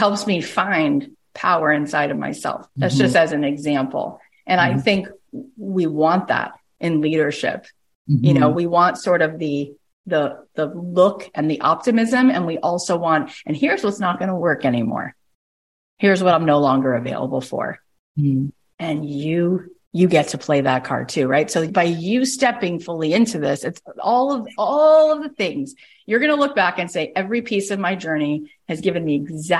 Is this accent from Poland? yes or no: no; Canada; I'm also Canadian.